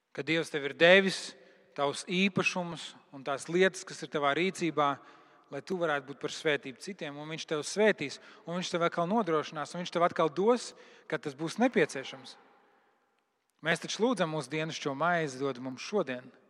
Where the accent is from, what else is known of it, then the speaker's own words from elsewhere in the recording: Latvia; Es esmu kristietis no Latvijas